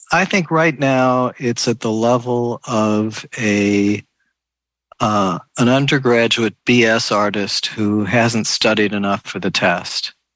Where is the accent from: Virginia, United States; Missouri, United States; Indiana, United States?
Missouri, United States; St. Louis; I was actually born in St. Louis.